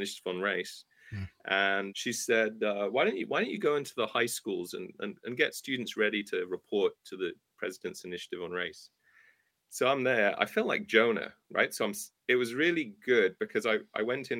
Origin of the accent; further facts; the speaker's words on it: England, United Kingdom; moved away as an adult; now in United States; you can tell I'm not from around here, right? So I started off this earthly journey in England. I'm an American citizen now.